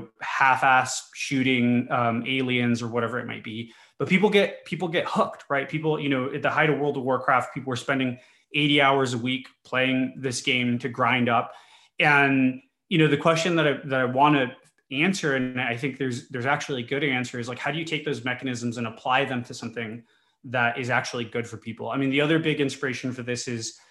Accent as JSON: {"language": "English", "town": "El Paso", "region": "Texas", "country": "United States", "said": "So I'm from the border. I'm from El Paso, Texas, and I grew up in a Hispanic family"}